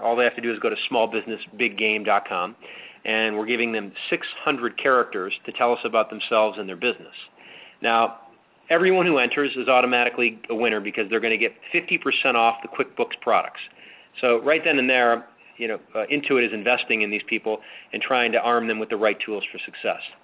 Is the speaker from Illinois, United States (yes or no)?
yes; Chicago, Illinois, United States; I grew up in Chicago